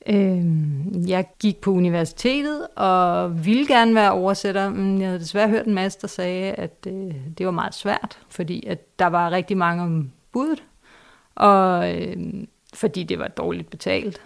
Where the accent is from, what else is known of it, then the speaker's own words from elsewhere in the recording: Vestegnen, Capital Region of Denmark, Denmark; jeg selv fra Vestegnen